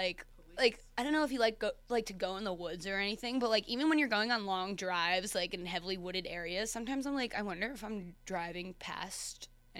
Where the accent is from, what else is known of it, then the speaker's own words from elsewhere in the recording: Westchester, New York, United States; from Westchester, New York, right on the Hudson